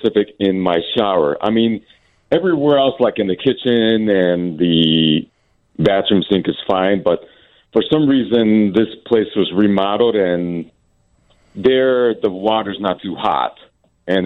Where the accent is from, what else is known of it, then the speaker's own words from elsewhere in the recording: Chicago, Illinois, United States; moved away as an adult; now in Tampa, United States; Formerly from Chicago, but I moved to Tampa in May